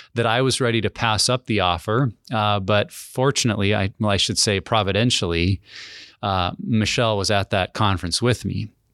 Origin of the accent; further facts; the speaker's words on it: Helena, Montana, United States; moved away as an adult; also born or lived in Wyoming / Minnesota / Kelso, Washington; I grew up in a pastor's family in Wyoming and then Montana, graduated from Helena, Montana